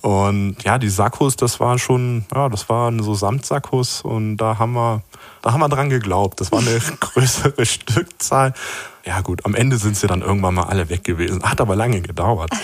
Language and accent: German; Hanover, Lower Saxony, Germany; ich bin in Hannover aufgewachsen